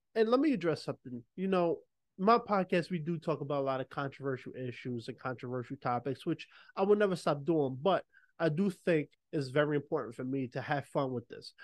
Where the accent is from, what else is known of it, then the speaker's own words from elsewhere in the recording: New York City, New York, United States; also born or lived in Los Angeles; I'm a New Yorker, born and raised